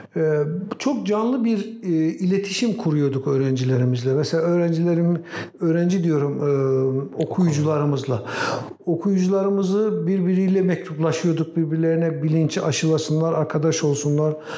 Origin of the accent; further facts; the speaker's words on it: Yaylapınar village, Bayburt, Turkey; moved away as an adult; also born or lived in Istanbul; 1956'da Bayburt'un Yaylapınar köyünde dünyaya geldim.